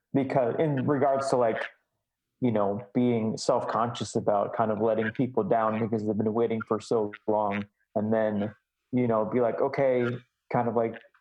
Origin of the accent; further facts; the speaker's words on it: Chicago, Illinois, United States; moved away; I'm originally from Chicago